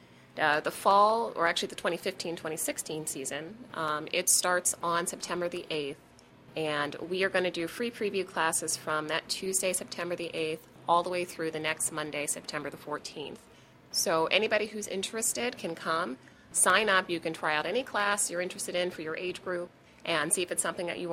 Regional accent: Pittsburgh, Pennsylvania, United States; moved away; I grew up dancing in Pittsburgh

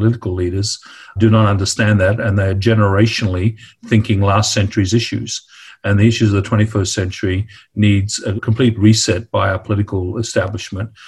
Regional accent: Darwin, Northern Territory, Australia; the way I grew up in Darwin and, of course, in my Greek household

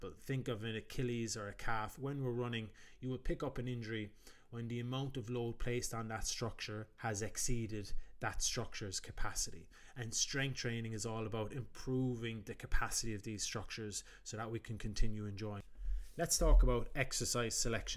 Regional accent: Ireland; also known as …

